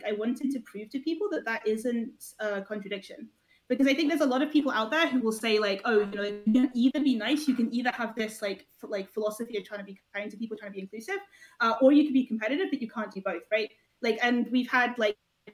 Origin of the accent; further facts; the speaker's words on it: Scotland, United Kingdom; I'm Scottish